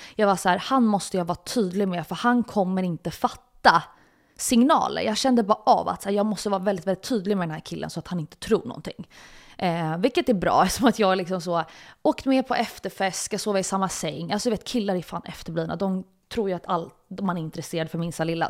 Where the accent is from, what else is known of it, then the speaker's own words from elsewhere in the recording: Stockholm, Stockholm County, Sweden; jag är uppväxt i, i en, en närförort som heter Hägersten